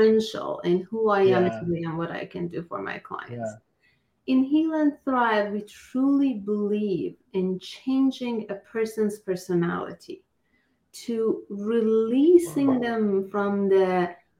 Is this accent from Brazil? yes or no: no; Iran; now in United States; I am from Iran. I migrated here about over 20 years ago